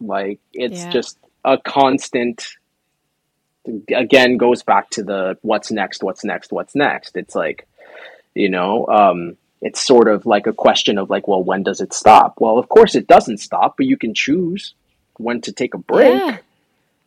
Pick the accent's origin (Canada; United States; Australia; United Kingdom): United States; New York City, New York; I come from the Bronx in New York. And it's an area of New York that, while I was growing up, was very friendly for me and friendly to me